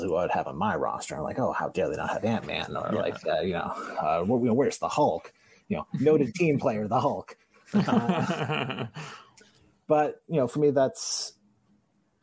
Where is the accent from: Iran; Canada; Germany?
Canada; I'm Canadian